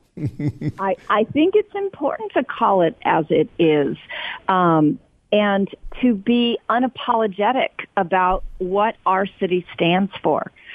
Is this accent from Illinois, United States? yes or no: no; Oakland, California, United States; I'm born and raised in Oakland, grew up here.